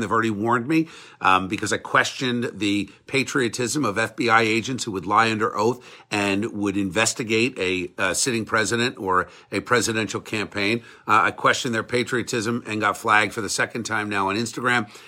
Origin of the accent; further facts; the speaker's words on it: United States; I'm an American